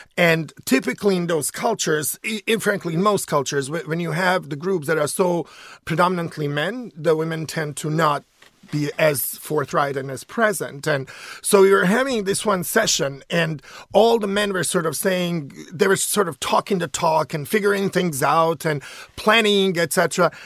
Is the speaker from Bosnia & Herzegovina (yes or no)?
yes; Sarajevo, Federation of Bosnia and Herzegovina, Bosnia & Herzegovina; now in United States; I'm from Sarajevo, which is the capital city of Bosnia